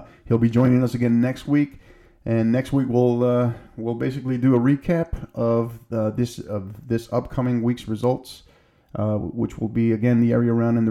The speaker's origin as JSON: {"language": "English", "town": "El Paso", "region": "Texas", "country": "United States", "tie": "born or raised there", "said": "leaving El Paso. Love this place. This is my hometown. This will always be my hometown."}